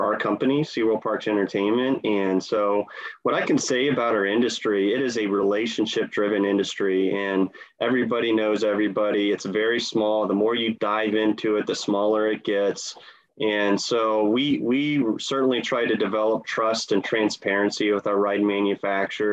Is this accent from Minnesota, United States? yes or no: no; Columbus, Ohio, United States; I grew up in Ohio, Columbus, Ohio